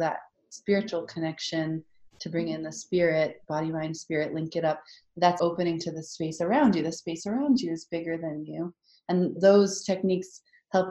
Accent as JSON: {"language": "English", "area": "Acadia National Park area", "region": "Maine", "country": "United States", "said": "I'm from Acadia National Park. We are from Acadia National Park area."}